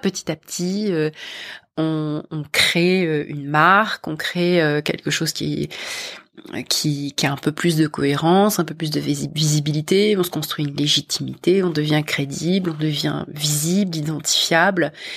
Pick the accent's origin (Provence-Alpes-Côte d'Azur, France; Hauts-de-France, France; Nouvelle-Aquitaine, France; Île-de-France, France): Île-de-France, France; Paris; moved away as an adult; also born or lived in London; je suis partie de France, de Paris et de France, et je, j'ai rejoint une entreprise américaine de la tech, euh, à Londres